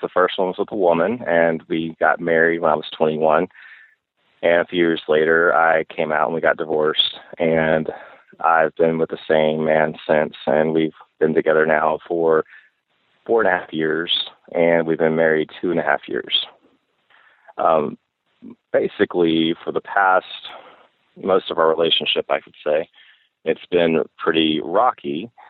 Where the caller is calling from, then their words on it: the South, United States; I'm calling from the South. I'm a gay male.